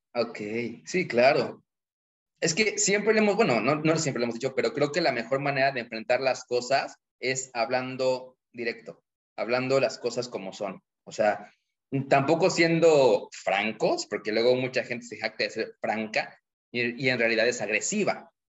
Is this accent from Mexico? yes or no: yes; Mexico; los mexicanos